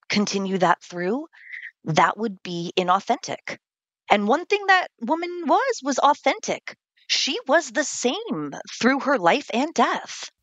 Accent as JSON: {"language": "English", "region": "California", "country": "United States", "moved": "yes", "lives_now": "Vermont, United States", "said": "I'm originally from California"}